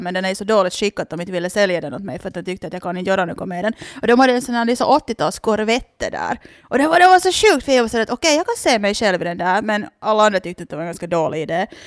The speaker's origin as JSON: {"language": "Swedish", "town": "Loviisa", "region": "Uusimaa", "country": "Finland", "tie": "born or raised there", "said": "jag är ju från Lovisa så jag är liksom helt uppvuxen med det här"}